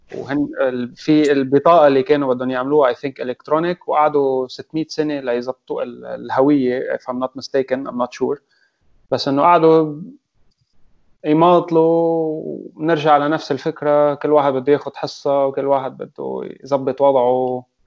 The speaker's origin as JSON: {"language": "Arabic", "country": "Lebanon"}